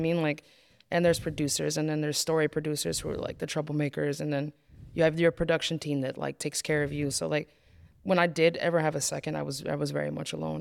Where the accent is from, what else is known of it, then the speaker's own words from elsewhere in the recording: Poughkeepsie, New York, United States; growing up in Poughkeepsie, it's very small here